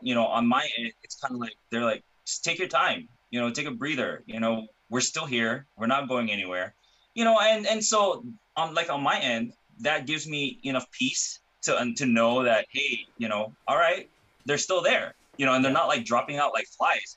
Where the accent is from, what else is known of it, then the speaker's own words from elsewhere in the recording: Hawaii, United States; now in California, United States; I was born and raised in Hawaii